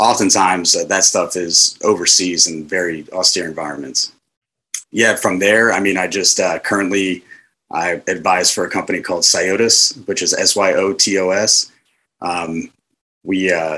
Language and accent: English; Riverside, New Jersey, United States; moved away as an adult; also born or lived in San Diego, California; I was born in San Diego, California, but raised in my school age years in Riverside, New Jersey, which is just on the outside of the, you know, the Philadelphia metropolitan area